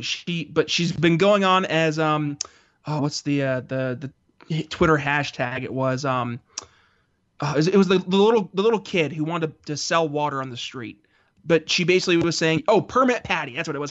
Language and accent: English; United States; I say this as an American